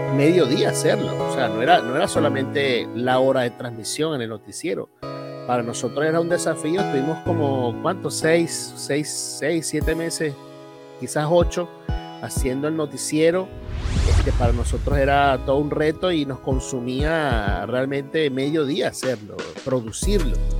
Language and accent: Spanish; Venezuela; moved away; allá en Venezuela, en mi país